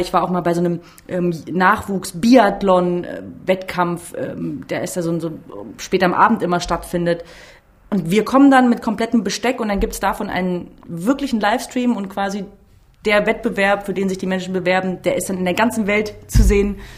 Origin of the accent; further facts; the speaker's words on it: Central Germany, Germany; weil wir wirklich auch von hier sind